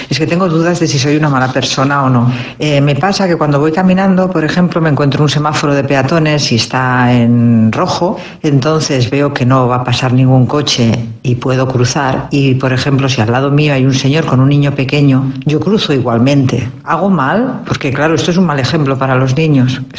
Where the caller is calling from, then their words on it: Buenos Aires, Argentina; Hola, Alberto y Andreu … de Buenos Aires.